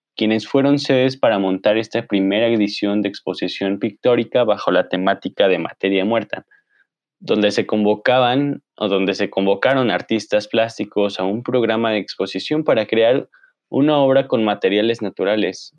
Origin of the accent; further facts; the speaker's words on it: Mexico; artistas anónimos mexicanos